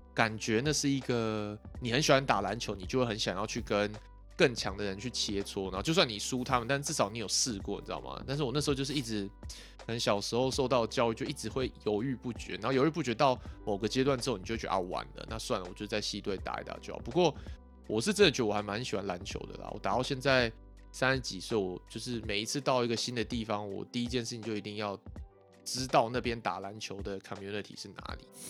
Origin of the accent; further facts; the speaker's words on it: Yilan County, Taiwan; 我是宜兰人嘛，然后那时候宜兰很强的学校是三星，三星国小，然后三星国中